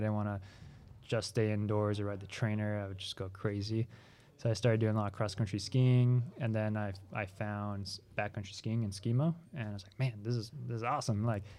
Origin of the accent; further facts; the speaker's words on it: California, United States; also born or lived in France; now in Ogden, United States; Originally from France, but I grew up in California.